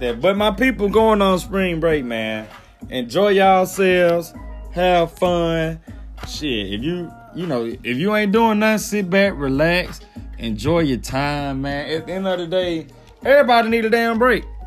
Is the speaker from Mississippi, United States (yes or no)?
yes; Mississippi, United States; accent: country; I'm from Mississippi.